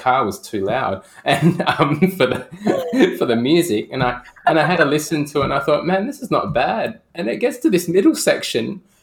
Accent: Perth, Western Australia, Australia; I hail from Perth, the planet of Perth, and I'm in Perth right now.

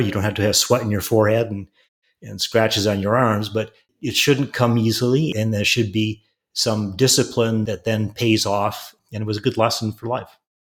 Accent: Wisconsin, United States; I grew up in Wisconsin, small town, small college town.

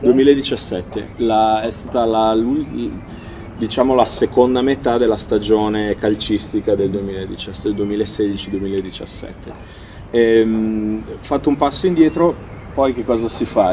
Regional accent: United States; moved away; io sono nato e cresciuto in America, mio papà è americano

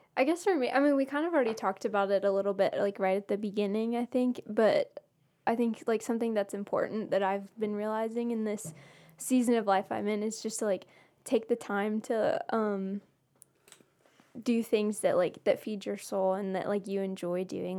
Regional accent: Blairsville, Georgia, United States; my hometown, um, Union County

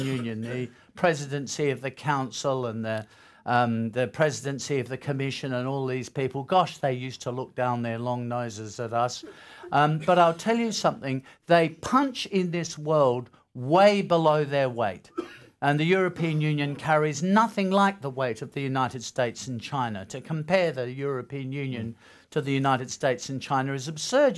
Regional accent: Australia; as an Australian

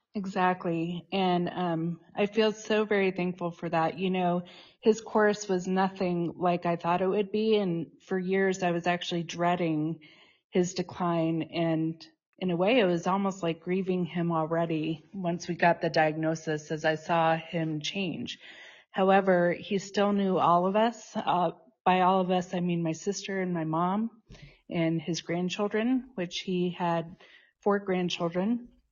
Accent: Tucson, Arizona, United States; moved away as an adult; also born or lived in Boulder, Colorado; now in Boulder area, Colorado, United States; I was born in Boulder and grew up in Tucson, Arizona, and I've been back in Colorado since nineteen ninety-nine

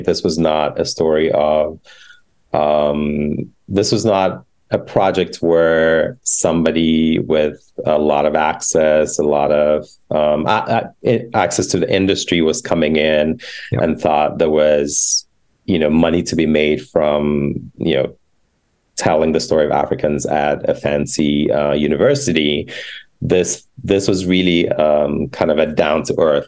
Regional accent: Ghana; moved away; the queer community in Ghana, my home country

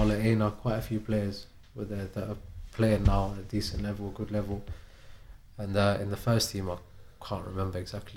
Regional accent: London, United Kingdom; moved away as an adult; now in Arbroath, United Kingdom; From West London. I was born in Chelsea. Been in West London my whole life, really.

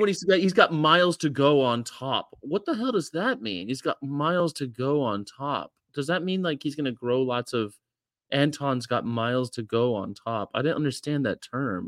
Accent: California, United States; I'm from California

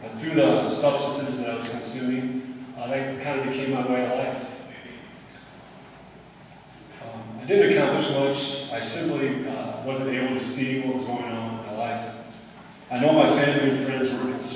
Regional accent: Cedar Falls, Iowa, United States; I grew up in Cedar Falls, Iowa.

